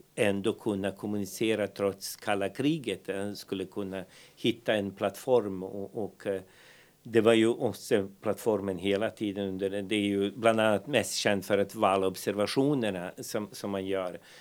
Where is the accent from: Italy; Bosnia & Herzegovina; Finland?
Bosnia & Herzegovina; Banja Luka, Republika Srpska; Swedish is a second language; moved away as an adult; now in Härnösand, Sweden; vi växte upp, jag brukar säga liksom i Banja Luka